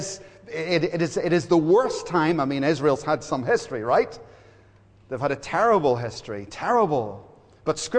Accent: Belfast, Northern Ireland, United Kingdom; I grew up in Belfast, and all my brothers, three brothers, worked in a hotel at the end of our street

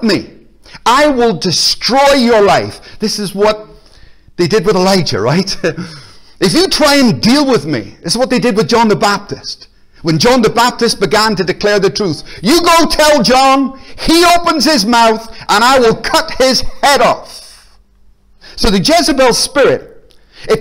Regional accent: Belfast, Northern Ireland, United Kingdom; now in Glasgow, United Kingdom; I grew up in Belfast

